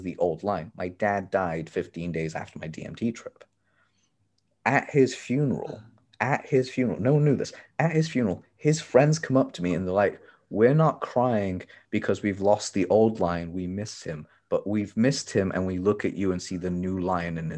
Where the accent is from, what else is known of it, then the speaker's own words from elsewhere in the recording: Tanzania; moved away; I'm from Tanzania. I was born there. I am a Tanzanian native.